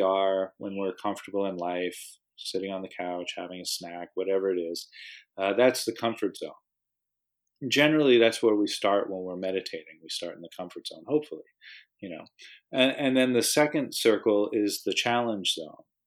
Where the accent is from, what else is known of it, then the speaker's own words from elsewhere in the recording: United States; moved away; I'm from the States originally